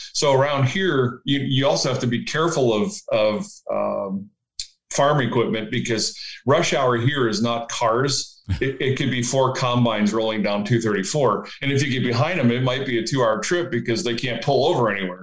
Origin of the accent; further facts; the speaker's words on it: Leroy, Ohio, United States; I grew up in Leroy, Ohio